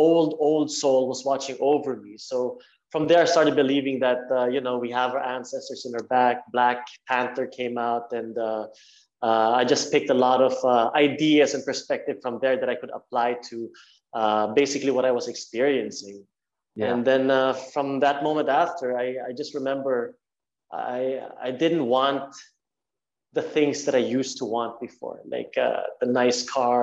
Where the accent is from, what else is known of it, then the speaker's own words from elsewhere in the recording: Norway; growing up in Norway